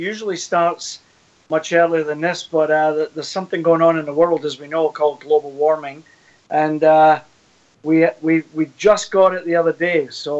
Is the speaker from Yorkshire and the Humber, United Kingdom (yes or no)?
no; about 9 miles outside of Glasgow, Scotland, United Kingdom; moved away; I'm actually from Scotland